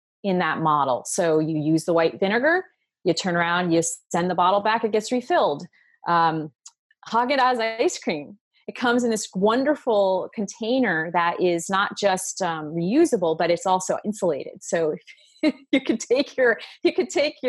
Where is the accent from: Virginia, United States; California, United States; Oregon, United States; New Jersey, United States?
New Jersey, United States; When I was growing up in New Jersey